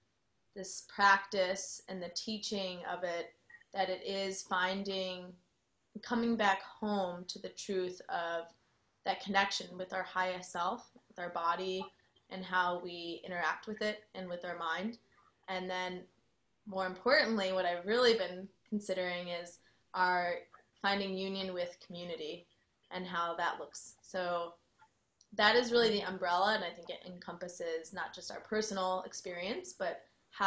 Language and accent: English; Chicago, Illinois, United States; now in Austin, United States; I am originally from Chicago, so some people will sometimes point out my accent still